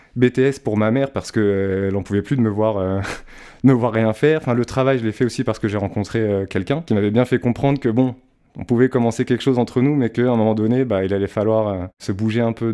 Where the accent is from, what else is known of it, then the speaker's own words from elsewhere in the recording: Val-de-Marne, Île-de-France, France; also born or lived in Châteauroux; suis né à Châteauroux, magnifique ville, soit dit en passant, et euh, j'ai grandi dans le Val-de-Marne avec mes parents et ma grande sœur